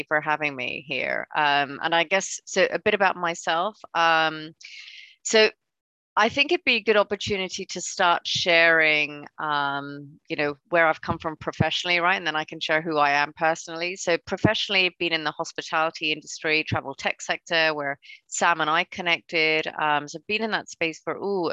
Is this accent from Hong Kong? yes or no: yes; Hong Kong; moved away; I grew up in Hong Kong, so I'm originally from there.